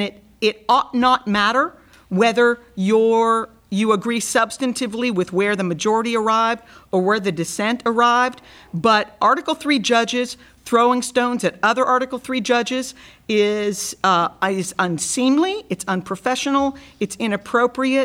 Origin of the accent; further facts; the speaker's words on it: Brownsville, Texas, United States; out of Brownsville, Texas, my hometown